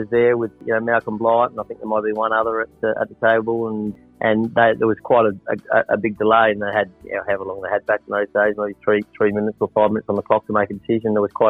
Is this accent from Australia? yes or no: yes; South Australia, Australia; and being South Australian as well